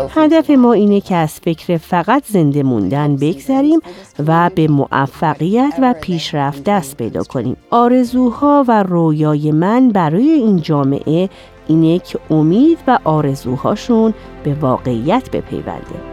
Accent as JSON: {"language": "Persian", "town": "Chicago", "region": "Illinois", "country": "United States", "tie": "born or raised there", "said": "من در شیکاگو بزرگ شدم"}